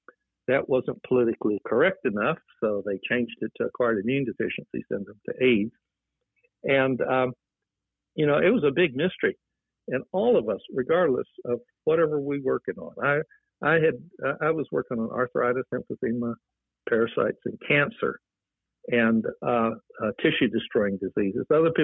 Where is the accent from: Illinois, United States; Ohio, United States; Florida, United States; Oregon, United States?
Illinois, United States; North Chicago; moved away as an adult; now in San Francisco Bay Area, United States; I moved from Chicago, North Chicago, Illinois, to the San Francisco Bay Area in September of 1980.